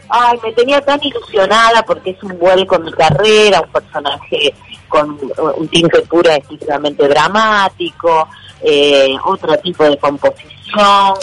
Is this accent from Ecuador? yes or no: no; Argentina